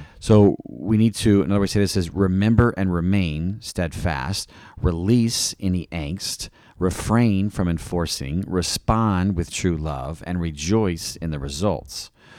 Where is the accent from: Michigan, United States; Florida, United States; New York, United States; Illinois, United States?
Illinois, United States; East Peoria; She was from the Chicago area, Kankakee, and I was from Peoria, East Peoria area.